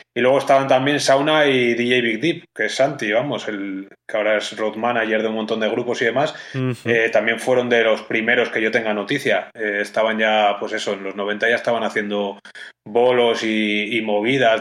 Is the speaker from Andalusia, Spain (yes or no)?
no; Pamplona, Navarre, Spain; moved away; also born or lived in Madrid; Yo nací en Madrid, pero he vivido casi toda mi vida en Pamplona, luego me volví a Madrid